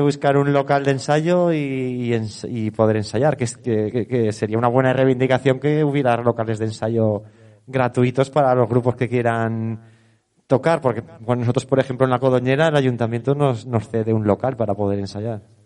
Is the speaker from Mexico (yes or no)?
no; Teruel, Aragon, Spain; soy de Teruel, de mis padres, mi padre, por parte de padre, es natural de aquí, de Teruel Capital, y he vivido la vaquilla desde con pañales